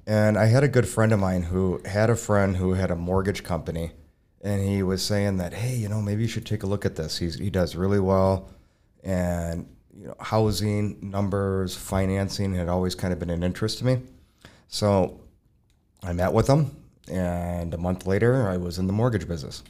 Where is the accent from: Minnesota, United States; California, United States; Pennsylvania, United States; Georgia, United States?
Minnesota, United States; Burnsville; I'm originally from Burnsville